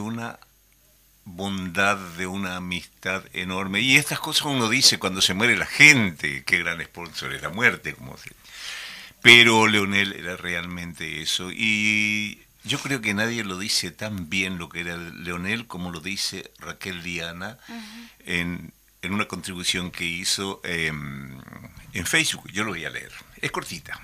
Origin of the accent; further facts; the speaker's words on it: Paraguay; now in Uruguay; yo soy paraguayo